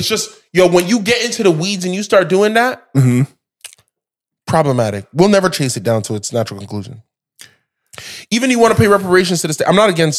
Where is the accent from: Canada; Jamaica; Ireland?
Jamaica; I'm Jamaican.